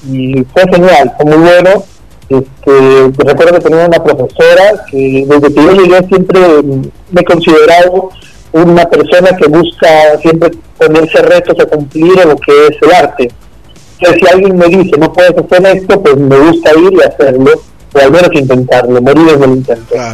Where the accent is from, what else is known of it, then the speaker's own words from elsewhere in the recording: Argentina; Pero yo vine acá de Argentina y me recibo con brazos abiertos